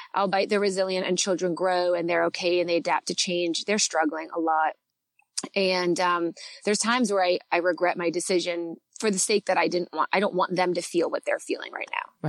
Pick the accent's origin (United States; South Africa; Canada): Canada; accent: Canadian; my Canadian accent